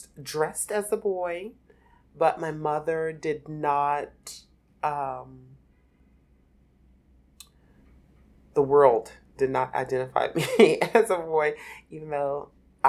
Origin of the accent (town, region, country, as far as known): Philadelphia, Pennsylvania, United States; born or raised there